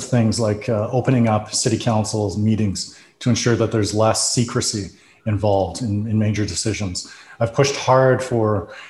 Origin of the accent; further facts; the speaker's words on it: Calgary, Alberta, Canada; I grew up in East Calgary and Dover